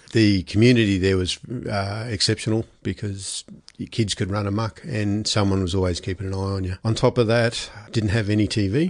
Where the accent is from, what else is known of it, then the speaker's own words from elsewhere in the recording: Brisbane, Queensland, Australia; No, I was kind of grew up in Brisbane. Dad was a policeman, so he shifted every 2 to 3 years. We grew up initially in Brisbane, then North Queensland, and including a couple of years in an Aboriginal reserve